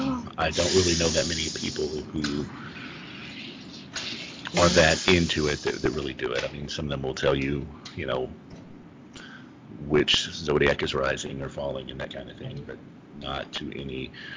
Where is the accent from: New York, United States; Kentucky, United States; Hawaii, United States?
Kentucky, United States; also born or lived in Minnesota / Louisiana / Tennessee / California; Yeah, I'm from Kentucky.